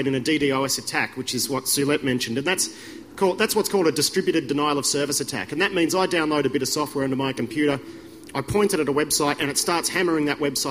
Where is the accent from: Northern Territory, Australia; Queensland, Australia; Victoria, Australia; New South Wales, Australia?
Victoria, Australia; Melbourne; moved away; I'm originally from Melbourne